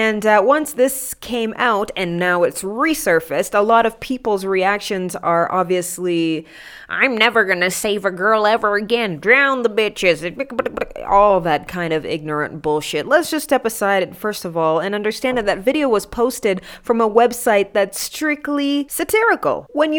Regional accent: Kenya; I love being Kenyan.

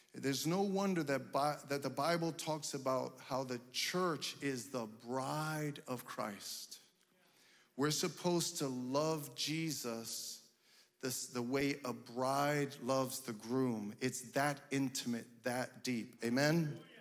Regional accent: United States; my parents came from Cuba, they didn't speak English, but I was born and raised here, so guess what? I speak English

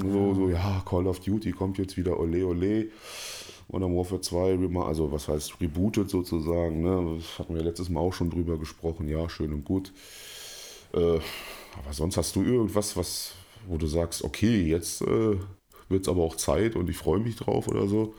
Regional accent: Germany; als Deutscher

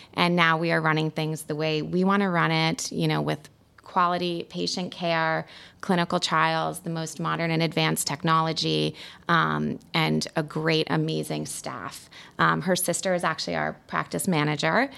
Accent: Fairfield County, Connecticut, United States; also born or lived in Pennsylvania; I grew up in Fairfield County, so I've been here for a long time

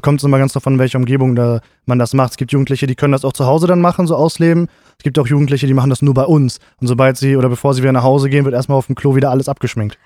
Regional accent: Gifhorn, Lower Saxony, Germany; also born or lived in Braunschweig; meine Heimatstadt

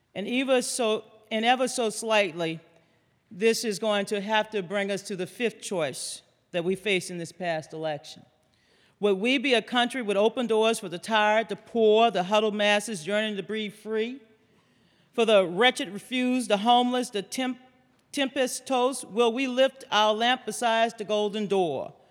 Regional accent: Louisiana, United States; Bobby Jindal, my governor from my home state of Louisiana

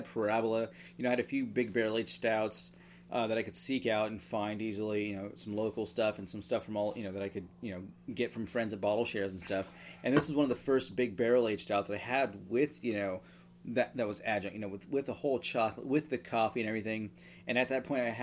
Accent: Texas, United States; I grew up in Texas

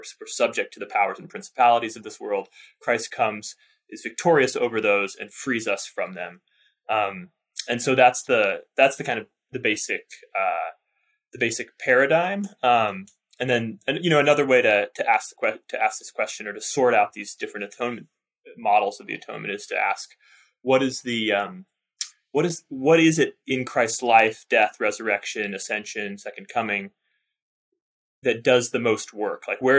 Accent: Seattle, Washington, United States; now in Newberg, United States; I'm from the Seattle area. Nice. So I'm 3.5 hours from my parents and from my in-laws.

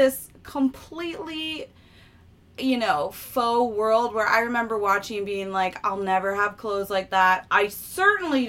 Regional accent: Great Falls, Virginia, United States; now in New York, United States; I grew up in Great Falls, Virginia

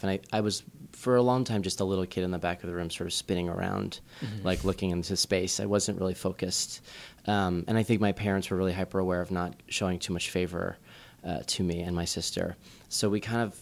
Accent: New Jersey, United States; moved away as an adult; also born or lived in Los Angeles / Chicago; now in New York, United States; I grew up in New Jersey

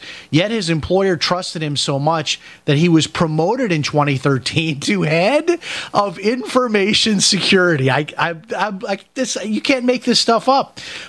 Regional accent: Chicago, Illinois, United States; I remember growing up in Chicago, that they used to have, like, an accounting firm would come out

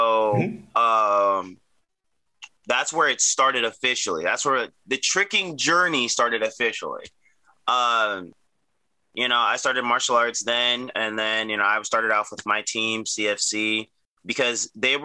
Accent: Arlington, Virginia, United States; also born or lived in Alexandria, Virginia; I was born and raised in the United States, more specifically Arlington, Virginia.

